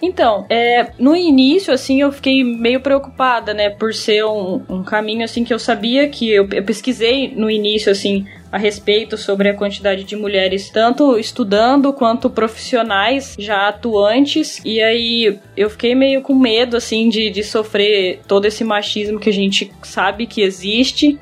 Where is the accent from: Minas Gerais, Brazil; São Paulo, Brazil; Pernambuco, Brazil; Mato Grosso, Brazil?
Mato Grosso, Brazil; Cuiabá; eu nasci em Cuiabá, Mato Grosso, e eu moro atualmente aqui mesmo, em Cuiabá